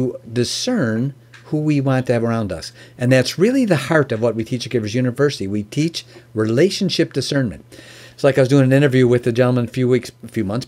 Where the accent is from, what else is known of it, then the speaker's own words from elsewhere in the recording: Chicago, Illinois, United States; also born or lived in Oak Brook; I'm originally from Chicago and lived in the Oak Brook area.